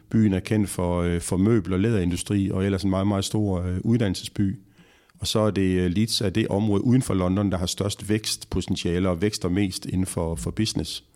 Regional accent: Horsens, Central Denmark Region, Denmark; jeg jo fra Horsens og har mm. spillet mest i Horsens

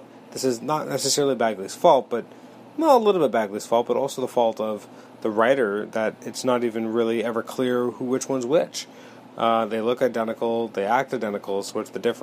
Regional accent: Canada; As a Canadian

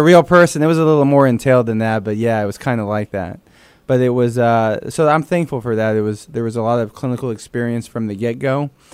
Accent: San Antonio, Texas, United States; first language Spanish; English is a second language; also born or lived in Dallas, Texas; grew up in San Antonio

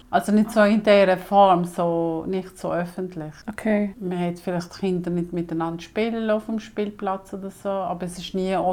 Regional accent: Switzerland; accent: Swiss German; wenn ich im Laden bin und jemand mit mir Hochdeutsch redet und ich rede Schweizerdeutsch

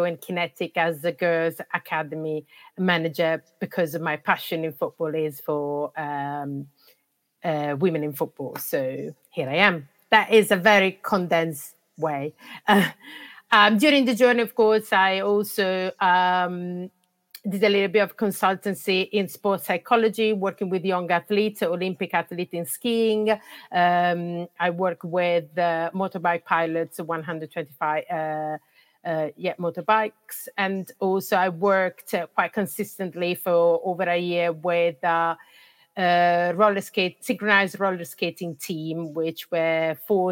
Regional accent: Italy; English is a second language; moved away as an adult; I was living in Italy. That's where I'm coming from, and you can guess probably from my accent

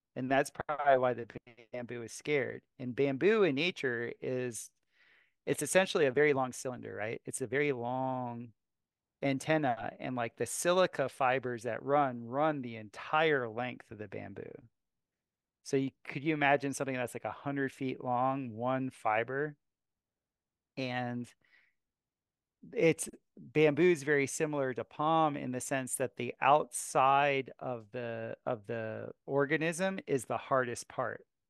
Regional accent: South Florida, United States; also born or lived in Costa Rica / Asia; now in Missouri, United States; I grew up in South Florida

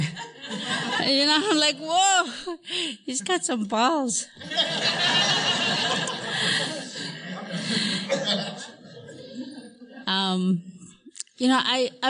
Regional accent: Alaska, United States; moved away; also born or lived in Hawaii; I was born in Alaska, and I grew up in a little log cabin

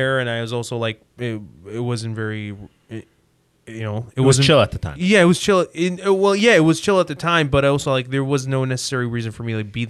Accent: Libya; moved away as an adult; also born or lived in England; now in Canada; I was born in Libya. I stayed there for a year, and then my dad got the opportunity to get his master's degree and PhD in England.

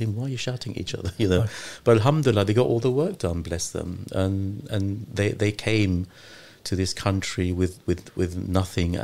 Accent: London, United Kingdom; moved away; also born or lived in Lahore, Pakistan; I was born in Lahore in Pakistan, yeah. But I was raised in London. I came here when I was one.

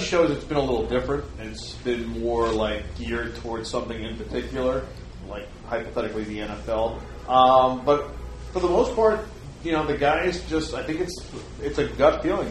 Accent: New York City, New York, United States; I was a New York kid. I was born and raised in Brooklyn

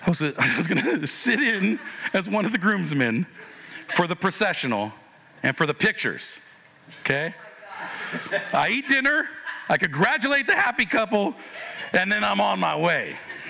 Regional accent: Philippines; She goes, oh, and so I'm Filipino. That was one of the things we connected with. I'm Filipino. She's Filipino.

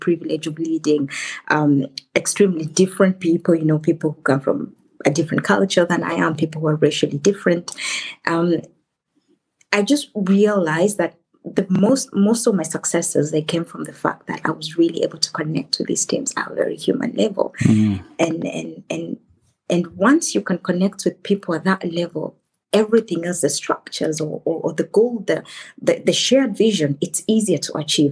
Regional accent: Kenya; moved away as an adult; now in Germany; I come originally from Kenya, and I've lived in Germany for over a decade.

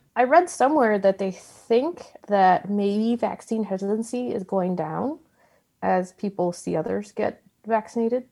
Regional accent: United States

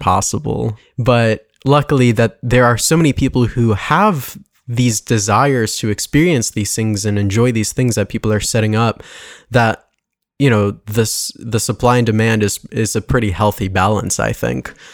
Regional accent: West Hartford, Connecticut, United States; I grew up in West Hartford

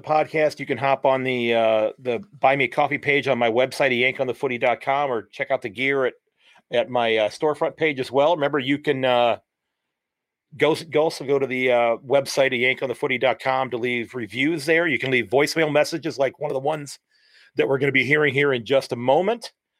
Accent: Sandusky, Ohio, United States; from Sandusky, Ohio, and I'm glad that you're listening.

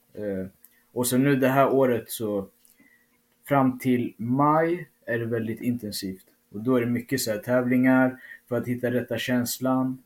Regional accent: Uppsala, Uppsala County, Sweden; i min hemstad

